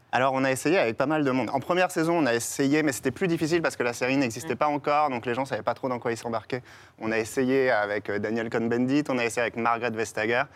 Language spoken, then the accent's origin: French; Strasbourg, Grand Est, France; j'ai grandi à Strasbourg, donc pas loin du, siège